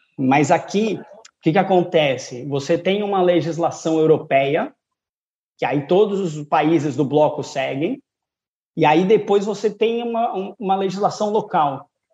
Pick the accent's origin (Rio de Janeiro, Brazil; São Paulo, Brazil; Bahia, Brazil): São Paulo, Brazil; moved away as an adult; now in Portugal; natural de São Paulo. É, o sotaque também não, não engana muito